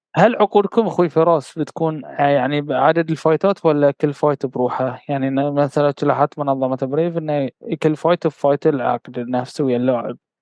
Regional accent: Bahrain; انا بحريني

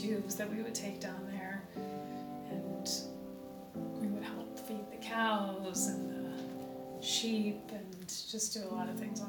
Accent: Nebraska, United States; Something that's very different about where I grew up in Nebraska is that it was super cold.

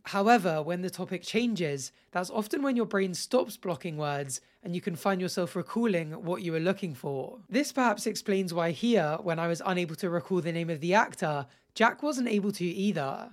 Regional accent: Jersey; obviously we grew up in Jersey

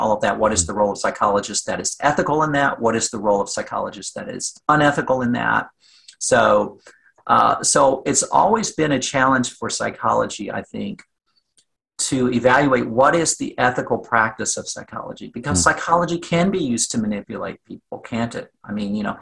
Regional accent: Southwest Virginia, United States; moved away; I was born and raised in Southwest Virginia

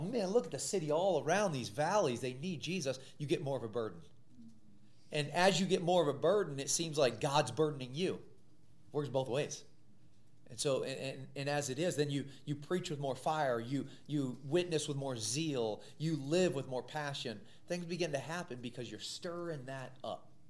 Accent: Missouri, United States; I grew up in the Midwest in Missouri

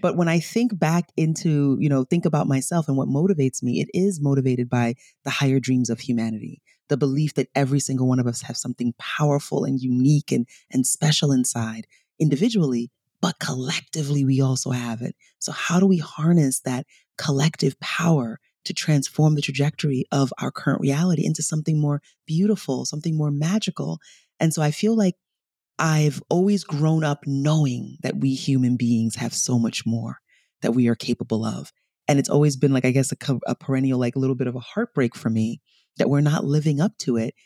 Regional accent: New York City, New York, United States; also born or lived in Nigeria / Bronx; I was born in Nigeria, I was raised in New York, and when we came over, my father was a diplomat

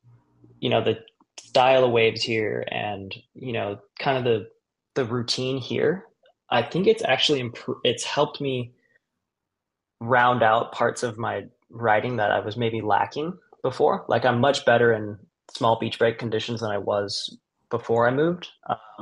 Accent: Kauai, Hawaii, United States; moved away as an adult; now in California, United States; I grew up, you know, on the south side of Kauai.

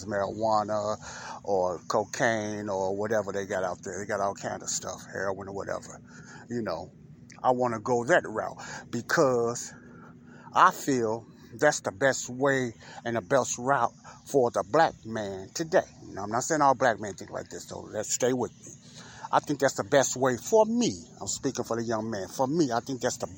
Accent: Chicago, Illinois, United States; Chicagoans who grew up in those areas like myself

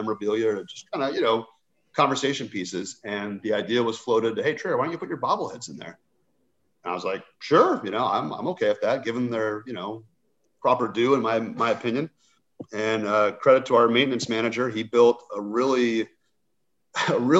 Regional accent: Southern California, United States; growing up in Southern California

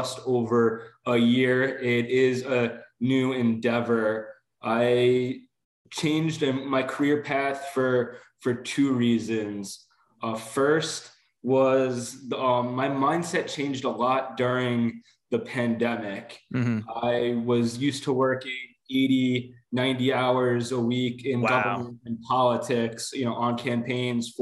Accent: Long Island, New York, United States; also born or lived in Bronx; now in Rockland County, United States; I grew up on Long Island

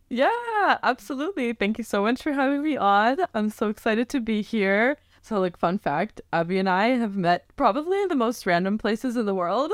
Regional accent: Northern Virginia, United States; I'm originally from the Northern Virginia area, like born and raised, raised there

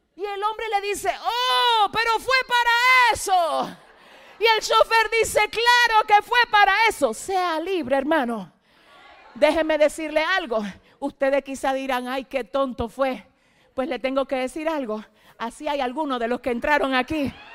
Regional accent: Dominican Republic; moved away

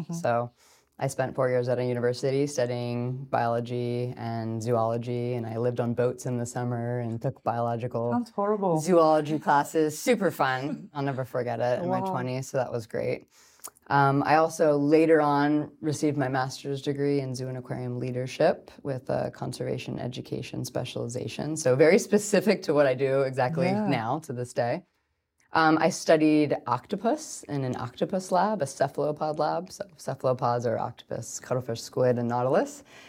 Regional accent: Pennsylvania, United States; So I'm from the East Coast and not from California originally, which is kind of cool because we weren't near the ocean

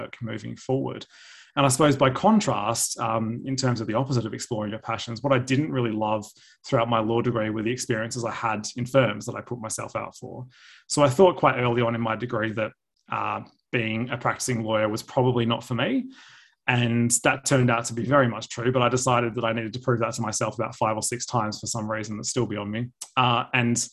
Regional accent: Perth, Western Australia, Australia; moved away as an adult; now in Melbourne, Australia; I'm from Perth, so I completed my law degree at the University of Western Australia

